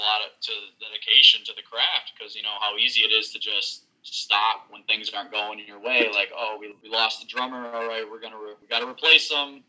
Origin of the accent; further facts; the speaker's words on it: Appleton, Wisconsin, United States; What was there to do in Wisconsin growing up? I forgot what it's called, but basically you just drive everywhere. If you have a car, you just drive around. We have this town named Appleton